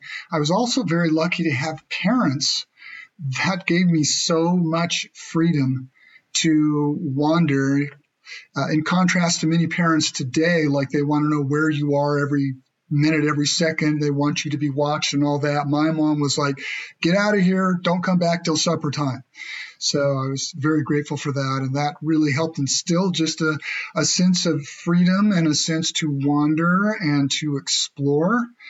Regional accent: Anderson, California, United States; also born or lived in Ashland, Oregon; I grew up outside of Anderson, California, which is just south of Redding. So in the upper part of Northern California, the rural part of California.

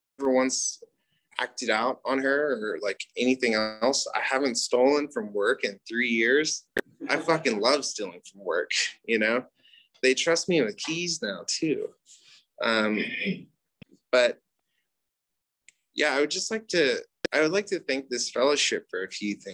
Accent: United States; I'm Native American

